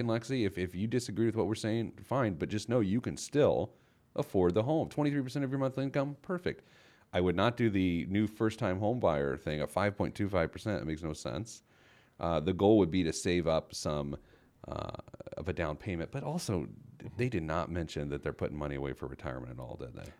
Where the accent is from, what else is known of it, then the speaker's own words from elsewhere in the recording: Indianapolis, Indiana, United States; the Indianapolis Star, which is my hometown paper.